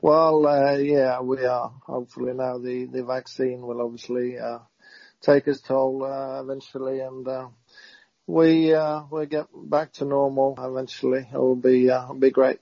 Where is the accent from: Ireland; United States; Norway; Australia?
Norway; moved away as an adult; also born or lived in Southampton; growing up